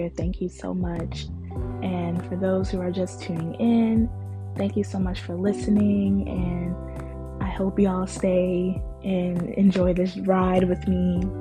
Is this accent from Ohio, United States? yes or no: no; Newburgh, New York, United States; also born or lived in Bronx / Jacksonville, Florida; I am from Newburgh, New York. I was raised in the Bronx for a little bit, and then I moved to Jacksonville, Florida, and I am 23 years old.